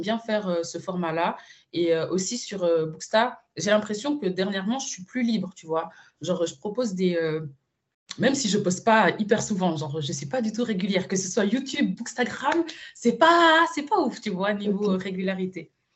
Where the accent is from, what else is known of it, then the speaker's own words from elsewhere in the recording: Switzerland; moved away as an adult; now in Madrid, Spain; ma vraie scolarité, je l'ai fait en Suisse